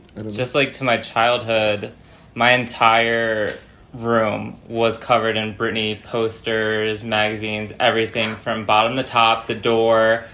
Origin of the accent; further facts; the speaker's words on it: New York City area, United States; also born or lived in Danbury, Connecticut / Manhattan / Las Vegas; now in Los Angeles, United States; I live in Los Angeles, California, but I'm originally from the New York City area